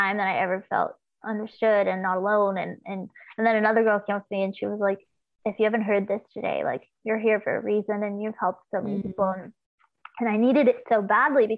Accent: Los Angeles, California, United States; growing up in Los Angeles, there was just so like my dad would be going and doing like small blues gigs around

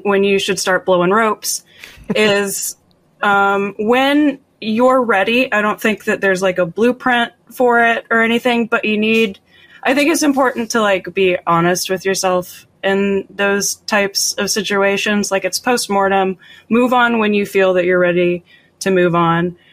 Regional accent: Florida, United States; I grew up in Florida

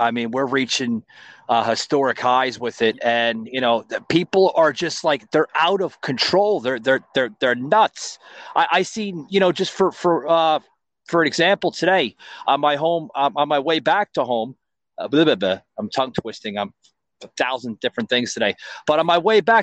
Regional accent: New York, Northeast, United States; now in Florida, United States; I'm from, you know, the Northeast. I'm from New York, New Jersey area.

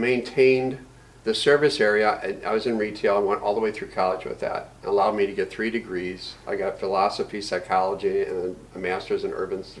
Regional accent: St. Louis, Missouri, United States; Okay, I grew up in St. Louis, Missouri, yay Cardinals.

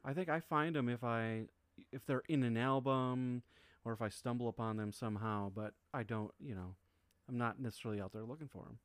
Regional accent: Wisconsin, United States; I grew up in Wisconsin

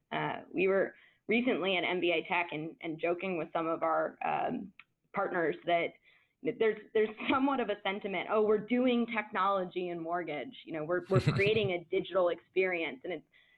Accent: Washington, District of Columbia, United States; I am from Washington, D.C., and I was raised by lawyers.

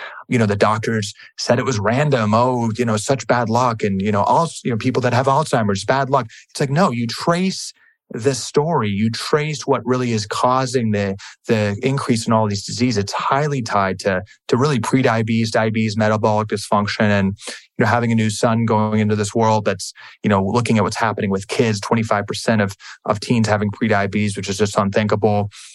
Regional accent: Washington, District of Columbia, United States; also born or lived in California; I grew up in Washington, D.C.

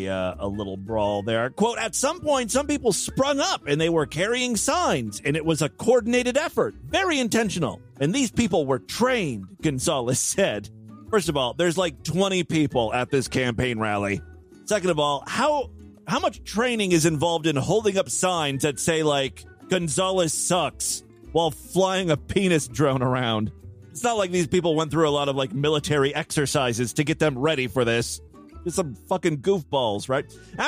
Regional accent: Ohio, United States; This one comes from my home state of Ohio.

